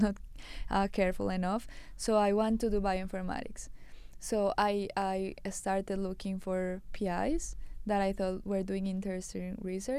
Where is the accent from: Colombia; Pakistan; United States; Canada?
Colombia; moved away as an adult; I was from Colombia.